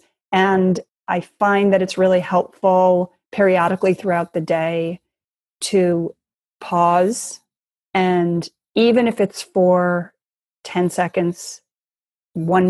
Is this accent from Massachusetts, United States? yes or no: no; Los Angeles, California, United States; also born or lived in Chicago, Illinois; I grew up in Chicago and Los Angeles. So I was born in Chicago. And then when I was 8, I actually moved to Los Angeles with my mother.